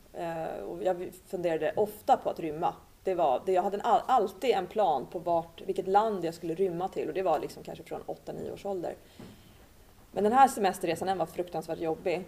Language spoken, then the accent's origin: Swedish; Sweden; moved away as an adult; also born or lived in Cyprus; flyttade ut i en lägenhet i en förort och min mamma blev hemmafru. Och eh, den här miljön då som jag växte upp i med mina syskon